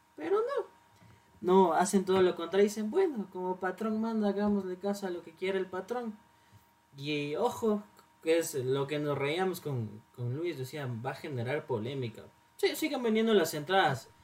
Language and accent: Spanish; Ecuador; como somos el país de Manuelito